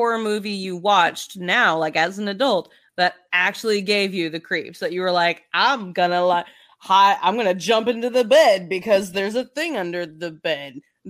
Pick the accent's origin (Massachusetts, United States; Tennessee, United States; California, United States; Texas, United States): Tennessee, United States; Memphis; also born or lived in Wisconsin; We're from Memphis.